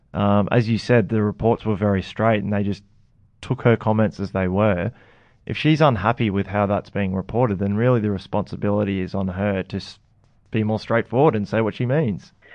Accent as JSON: {"language": "English", "region": "Queensland", "country": "Australia", "said": "I'm a Queenslander"}